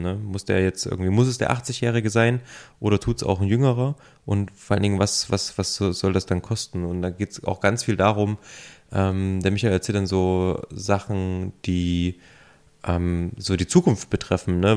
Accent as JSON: {"language": "German", "region": "Thuringia", "country": "Germany", "moved": "yes", "lives_now": "Leipzig, Germany", "said": "ich bin ja ursprünglich ähm, aus Thüringen"}